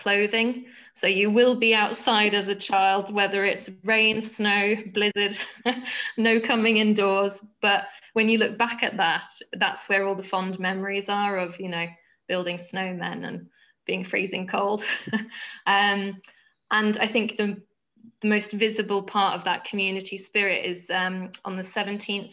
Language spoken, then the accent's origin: English; Stavanger, Rogaland, Norway; moved away as an adult; now in North East England, United Kingdom; I grew up in Stavanger, which is the fourth largest city in Norway